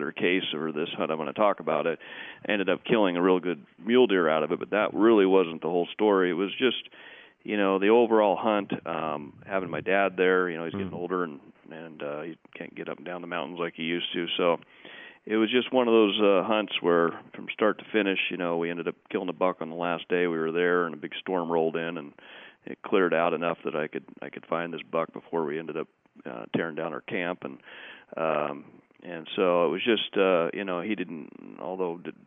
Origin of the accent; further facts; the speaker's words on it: Oregon, United States; moved away as an adult; also born or lived in Arizona / Colorado; I grew up here in Oregon